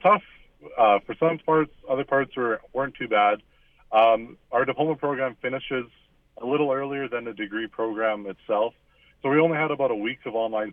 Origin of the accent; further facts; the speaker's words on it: La Rivière, Manitoba, Canada; I grew up in Larivere, Manitoba, just in the Pembina Valley